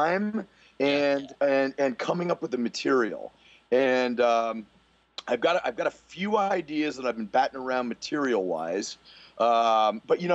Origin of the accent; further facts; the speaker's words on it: New Castle, Pennsylvania, United States; moved away as an adult; I'm from Newcastle, Pennsylvania, which is in western Pennsylvania, about 45 minutes outside of Pittsburgh